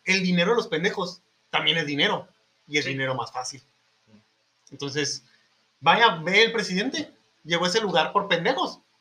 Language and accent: Spanish; Mexico